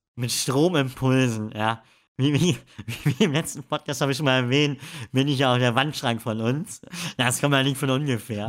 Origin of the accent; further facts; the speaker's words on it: Emden, Lower Saxony, Germany; Ja, ich komme aus Friesland